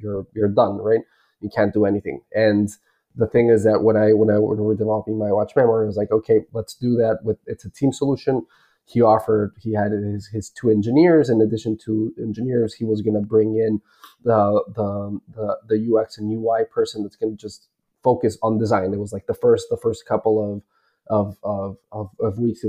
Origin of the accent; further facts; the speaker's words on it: Bolivia; moved away; I was originally born and raised in Bolivia